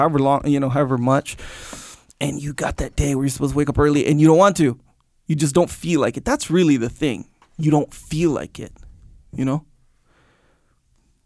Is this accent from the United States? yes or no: no; Canada; I was born in Canada, too